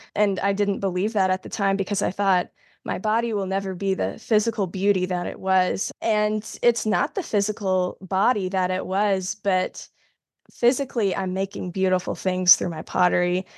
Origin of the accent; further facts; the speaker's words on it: South Carolina, United States; now in North Carolina, United States; I'm originally from South Carolina, but I live in North Carolina now